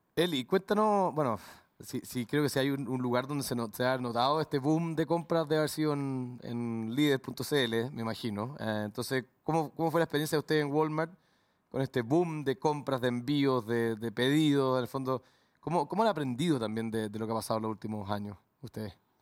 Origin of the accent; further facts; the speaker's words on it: Chile; los que somos chilenos